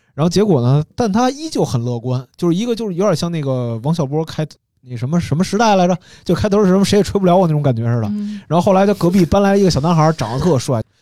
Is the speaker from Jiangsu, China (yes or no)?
no; Beijing, China; 小时候就在隆福寺